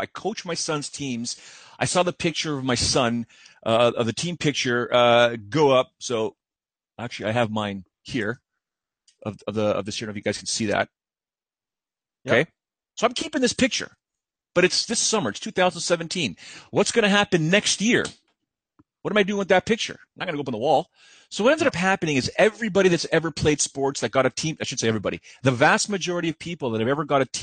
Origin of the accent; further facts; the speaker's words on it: Canada; As a Canadian